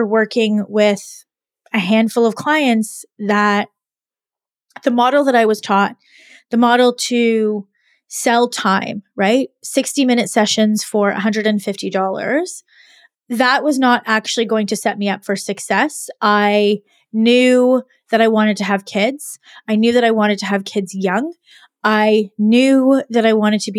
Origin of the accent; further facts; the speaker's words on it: Canada; also born or lived in Montreal, Quebec; I am Canadian and I went to university in Montreal, Quebec